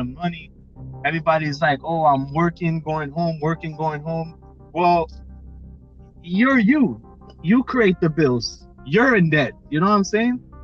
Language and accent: English; New Jersey, United States; We're both from Jersey